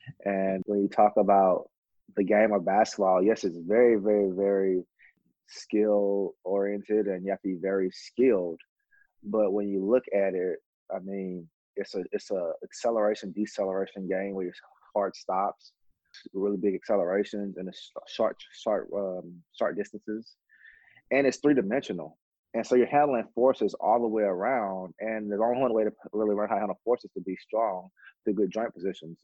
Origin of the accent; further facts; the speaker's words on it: the South, United States; I grew up in the South.